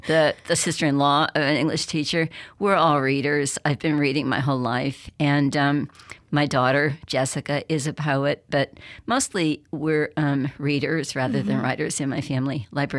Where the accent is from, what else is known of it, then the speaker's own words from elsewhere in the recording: Berkeley, California, United States; now in Mississippi, United States; Growing up in Berkeley in the 1960s, you know, I was pretty interested in the civil rights movement.